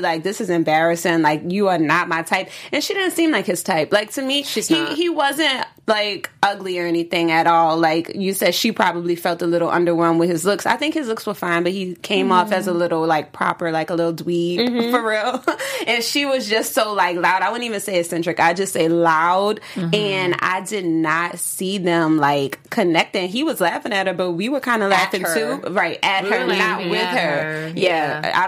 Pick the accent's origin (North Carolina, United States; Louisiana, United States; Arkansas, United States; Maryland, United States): Louisiana, United States; New Orleans; Because both of us are from the South. You say you're from Dallas.